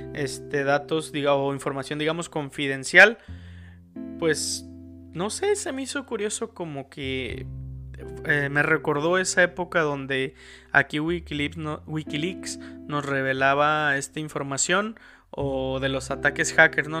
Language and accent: Spanish; Mexico; somos mexicanos